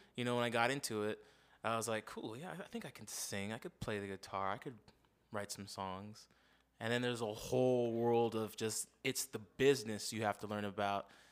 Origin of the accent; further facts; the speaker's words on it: Las Vegas, Nevada, United States; me and my fam moved here to Vegas in '92. I grew up in Las Vegas